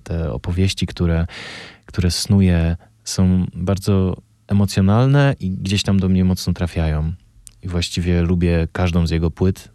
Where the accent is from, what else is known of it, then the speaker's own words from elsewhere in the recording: Bielsko-Biała, Silesian Voivodeship, Poland; ja się wychowałem w Bielsku Białej